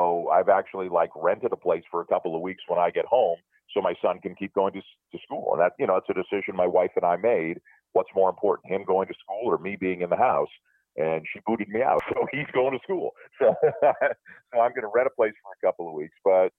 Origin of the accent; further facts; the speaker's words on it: Canada; I love being Canadian.